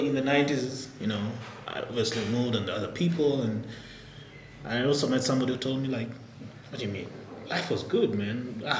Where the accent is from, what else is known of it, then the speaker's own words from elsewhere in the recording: Nairobi, Kenya; moved away as an adult; also born or lived in Albuquerque, New Mexico, United States; Born and raised here in Nairobi. Went to government schools.